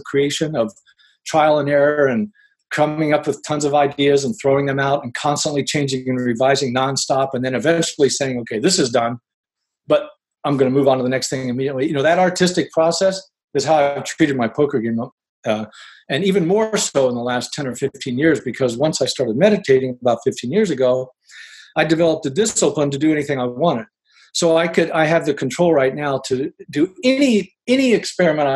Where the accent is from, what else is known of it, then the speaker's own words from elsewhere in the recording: Ohio, United States; moved away as an adult; now in Oakland, United States; I grew up in Ohio. I lived there for 40 years. And I moved here to California 20 years ago to play poker